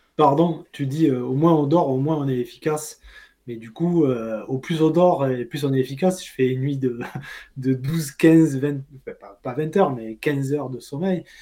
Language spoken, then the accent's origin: French; Pompignan, Occitania, France; moved away as an adult; now in Guadeloupe, France; je suis originaire du Gard, un petit village qui s'appelle Pompignan